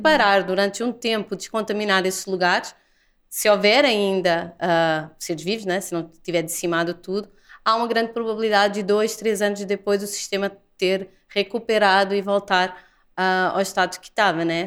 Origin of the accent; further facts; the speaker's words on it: Portugal; moved away as an adult; also born or lived in Lisbon; now in Brazil; eu sou portuguesa